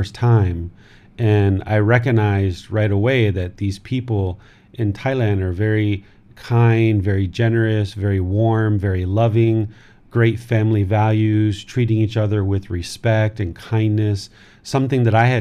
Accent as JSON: {"language": "English", "town": "Washington", "region": "District of Columbia", "country": "United States", "tie": "born or raised there", "moved": "yes", "said": "I grew up in America. I was born in Washington, D.C., grew up in that area"}